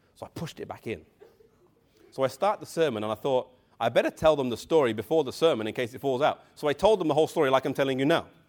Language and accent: English; England, United Kingdom; I come from England